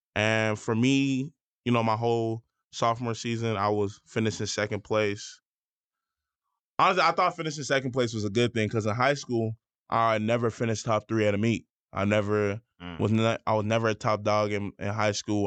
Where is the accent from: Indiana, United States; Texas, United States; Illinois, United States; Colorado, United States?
Illinois, United States; Schaumburg; moved away as an adult; I came from Schaumburg. We weren't a good team in high school